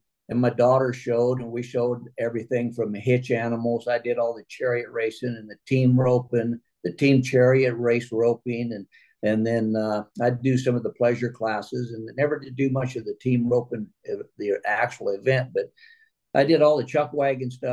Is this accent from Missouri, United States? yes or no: yes; Missouri, United States; now in California, United States; originally from Missouri. We're 100 miles south of St. Louis.